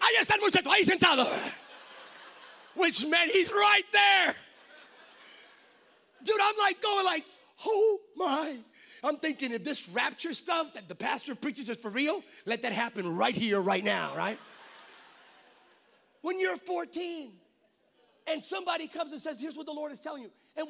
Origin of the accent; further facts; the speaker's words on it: California, United States; I'm from California.